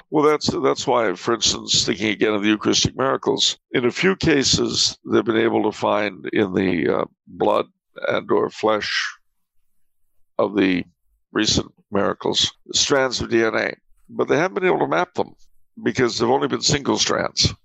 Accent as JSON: {"language": "English", "region": "California", "country": "United States", "said": "I'm a Californian."}